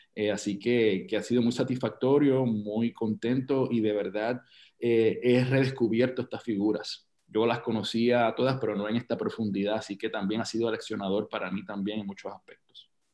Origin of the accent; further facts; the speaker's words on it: Puerto Rico; nosotros como puertorriqueños